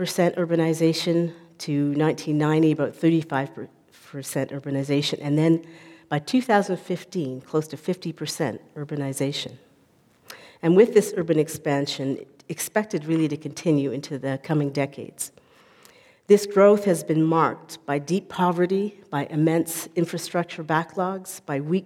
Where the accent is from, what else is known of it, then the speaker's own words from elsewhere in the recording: Calgary, Alberta, Canada; moved away as an adult; now in Cape Town, South Africa; I am Canadian, and I was brought up primarily here in Calgary